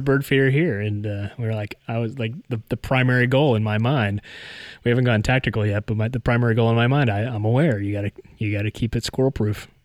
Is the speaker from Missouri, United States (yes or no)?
no; West Virginia, United States; moved away as an adult; now in Tennessee, United States; I grew up in West Virginia and I spent what, sixteen plus years now in Tennessee